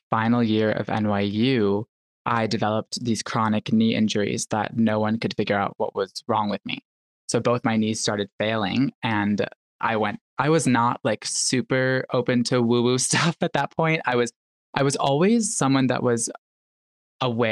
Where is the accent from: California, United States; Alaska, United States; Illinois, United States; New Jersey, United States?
Illinois, United States; Chicago; moved away as an adult; also born or lived in New York City; I grew up in Chicago, like in the North Shore of Chicago, like the northern suburbs